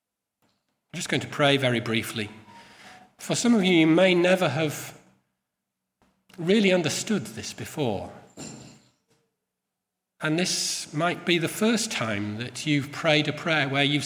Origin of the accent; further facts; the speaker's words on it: Yorkshire and the Humber, United Kingdom; I come from Yorkshire